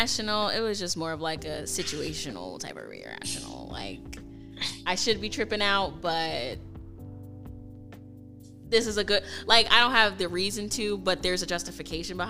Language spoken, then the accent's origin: English; St. Louis, Missouri, United States; moved away as an adult; now in Minnesota, United States; I'm from St. Louis